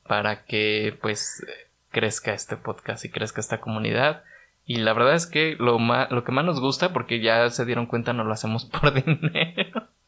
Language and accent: Spanish; Morelia, Michoacán, Mexico; Mi concepto nació en Guadalajara, yo soy de Morelia